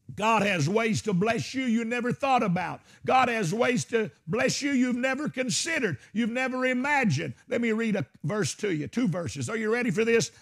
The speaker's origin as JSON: {"language": "English", "region": "Arkansas", "country": "United States", "said": "I'm from Arkansas."}